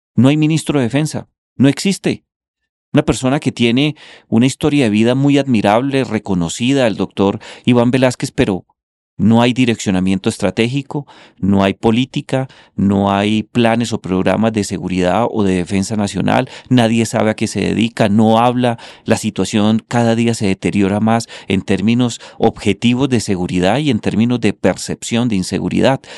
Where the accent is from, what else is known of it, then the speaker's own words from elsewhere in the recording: Colombia; condenarnos como colombianos